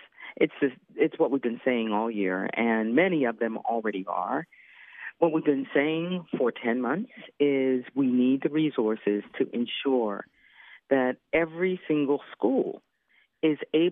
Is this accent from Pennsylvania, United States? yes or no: yes; Philadelphia, Pennsylvania, United States; my hometown of Philly